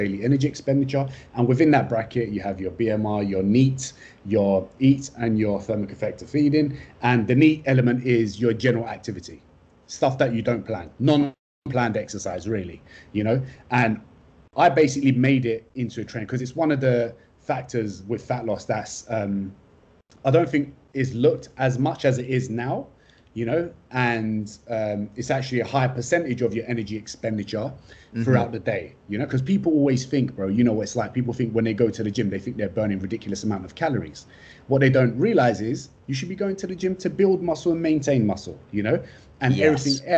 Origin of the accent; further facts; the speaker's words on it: London, United Kingdom; moved away; also born or lived in Australia / Istanbul, Turkey; I'm from London. I'm a London boy, a Turkish-Kurdish London boy. Family of political refugees came into the UK in the late 80s. And then the best thing happened in London. I was born in 1992